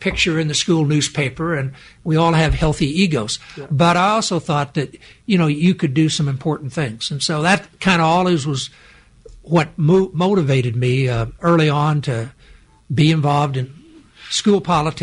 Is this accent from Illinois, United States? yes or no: yes; Charleston, Illinois, United States; grow up in Charleston, which has a state university, but it's a small town.